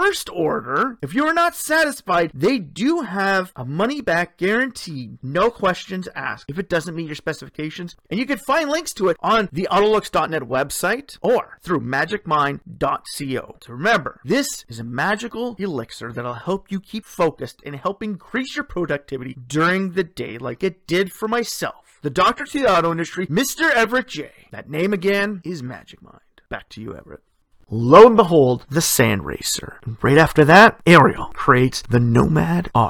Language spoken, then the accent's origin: English; Sudbury, Ontario, Canada; born or raised there